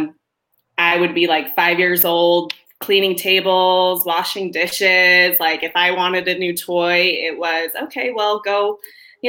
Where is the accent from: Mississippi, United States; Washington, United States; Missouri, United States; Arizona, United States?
Arizona, United States; Queen Creek; I grew up in Queen Creek back when it was literally just dirt roads and farm fields